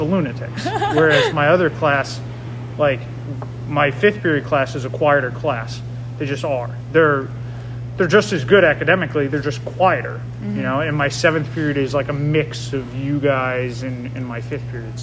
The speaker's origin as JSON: {"language": "English", "town": "Watertown", "region": "Connecticut", "country": "United States", "tie": "born or raised there", "said": "I grew up in, I guess by Rye standards, kind of the middle of nowhere. like Watertown, Connecticut"}